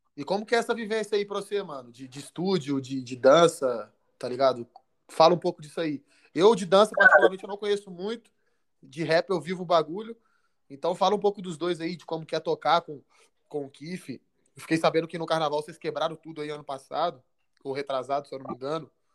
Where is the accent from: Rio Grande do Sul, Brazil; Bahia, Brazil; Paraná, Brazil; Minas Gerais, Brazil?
Minas Gerais, Brazil; Belo Horizonte; eu sou de BH, natural de BH